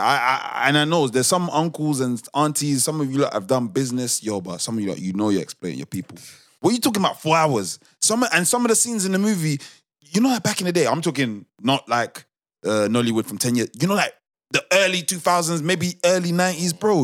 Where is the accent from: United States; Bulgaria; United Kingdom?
United Kingdom; a British born Nigerian